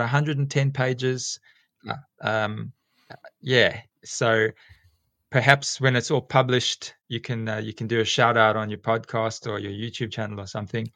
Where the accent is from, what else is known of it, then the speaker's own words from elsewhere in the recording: South Africa; accent: South African; moved away as an adult; also born or lived in England / South Korea; now in Alstonville, Australia; you can hear from my accent that I'm South African originally